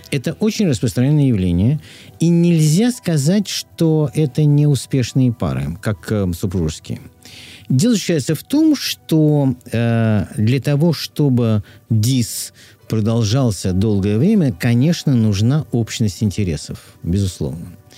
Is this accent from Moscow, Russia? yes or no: yes; Moscow, Russia; moved away as an adult; в детстве в Москве мы ходили гулять в тот же садик. Наши мамы водили гулять в тот же садик. Мы, мы рядом жили, я на Тверской